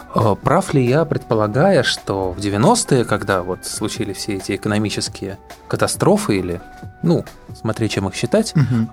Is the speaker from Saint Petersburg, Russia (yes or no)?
yes; Saint Petersburg, Russia; now in Moscow, Russia; Я родился в Ленинграде, живу в Москве